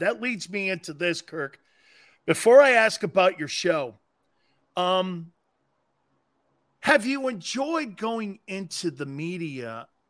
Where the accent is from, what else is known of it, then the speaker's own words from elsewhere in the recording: Stamford, Connecticut, United States; I was raised in Stamford, Connecticut